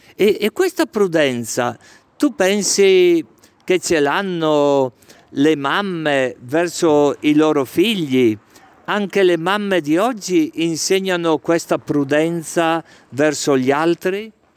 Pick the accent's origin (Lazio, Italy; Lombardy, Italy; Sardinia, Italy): Lombardy, Italy; Legnano; now in Brescia, Italy; Sono di Legnano in provincia di Milano.